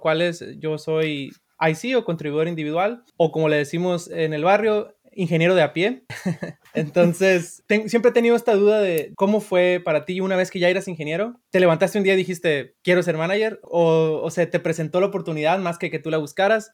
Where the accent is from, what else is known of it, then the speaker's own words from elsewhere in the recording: Sinaloa, Mexico; yo soy de Sinaloa.